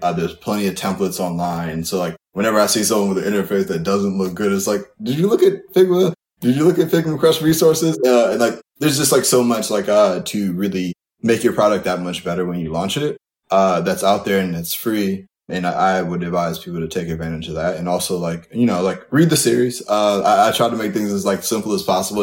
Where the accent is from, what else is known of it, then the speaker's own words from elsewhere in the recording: Kalamazoo, Michigan, United States; moved away as an adult; now in New York, United States; I'm from Kalamazoo, Michigan originally, uh, and I went to school at Eastern Michigan, undergrad and grad.